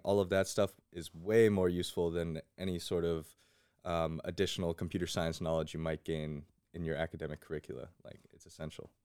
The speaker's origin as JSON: {"language": "English", "town": "West Windsor", "region": "New Jersey", "country": "United States", "tie": "born or raised there", "said": "I grew up in West Windsor"}